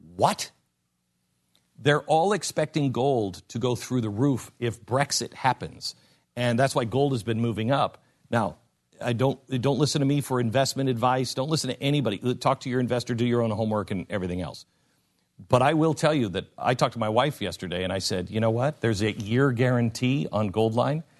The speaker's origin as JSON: {"language": "English", "region": "West Coast", "country": "United States", "tie": "born or raised there", "moved": "yes", "said": "I grew up on the West Coast"}